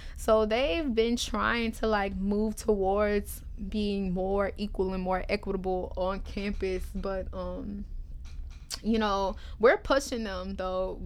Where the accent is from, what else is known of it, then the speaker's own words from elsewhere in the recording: New Orleans, Louisiana, United States; I'm from New Orleans